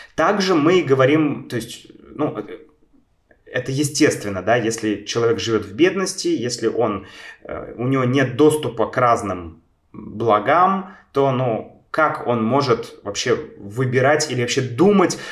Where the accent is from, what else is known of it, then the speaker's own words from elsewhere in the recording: Saint Petersburg, Russia; Я родился в Санкт-Петербурге